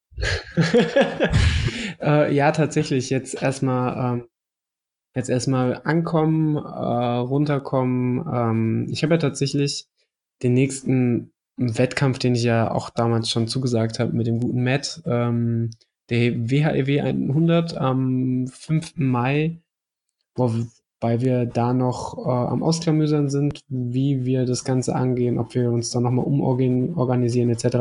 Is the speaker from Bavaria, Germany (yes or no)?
no; Mettmann, North Rhine-Westphalia, Germany; moved away; Ich komme ja ursprünglich aus Mettmann, das ist nicht weit von, von Wuppertal entfernt